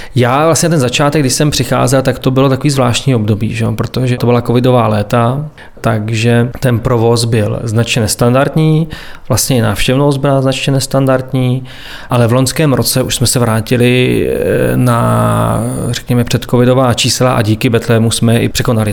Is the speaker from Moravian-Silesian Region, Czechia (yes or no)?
no; near Svitavy, Pardubice Region, Czechia; moved away as an adult; also born or lived in Prague; now in Svitavy, Czech Republic; já pocházím z Ostrova Kamene, z vesnice, která je odsud nedaleko, jsem sem chodil na základní i na střední školu